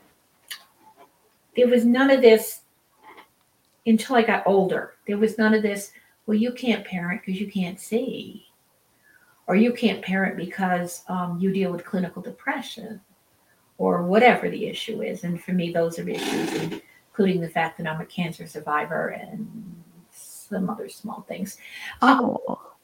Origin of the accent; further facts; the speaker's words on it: Rhode Island, United States; now in Utah, United States; I was raised in Rhode Island on the ocean